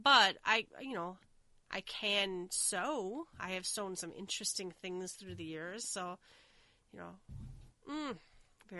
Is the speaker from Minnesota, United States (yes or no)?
yes; Minnesota, United States; I'm from Minnesota. We have, like, the Winter Carnival